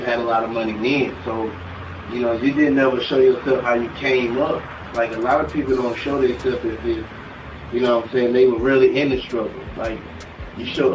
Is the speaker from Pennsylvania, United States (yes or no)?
no; Atlanta, Georgia, United States; also born or lived in Ohio; I grew up in Atlanta, Georgia, like in Decatur, Zone 6